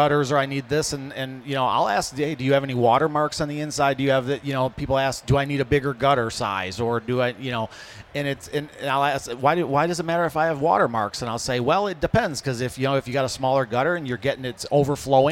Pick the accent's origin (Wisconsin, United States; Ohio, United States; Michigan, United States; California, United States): Michigan, United States; Hamtramck; my house growing up in Hamtramck